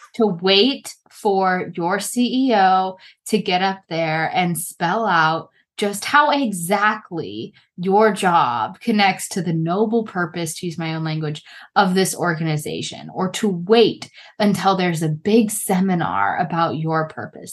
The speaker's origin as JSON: {"language": "English", "country": "United States", "said": "as we say in America"}